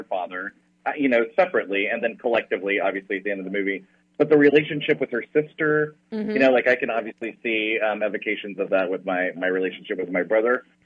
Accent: West Texas, United States; moved away; also born or lived in New York / Los Angeles; growing up in West Texas, family was very important to me

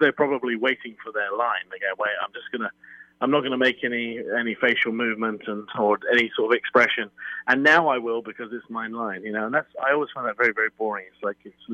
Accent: United Kingdom; also born or lived in London; I'm British and I was trained in London

